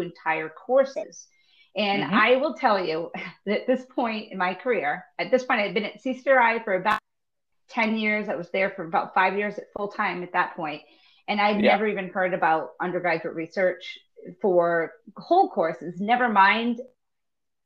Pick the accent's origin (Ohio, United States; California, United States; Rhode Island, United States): Rhode Island, United States; moved away as an adult; also born or lived in Florida; I grew up in Rhode Island, born and raised